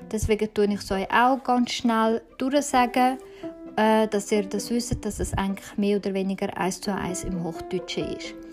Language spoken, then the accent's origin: German; Zürich, Switzerland; Und ich bin in Zürich aufgewachsen.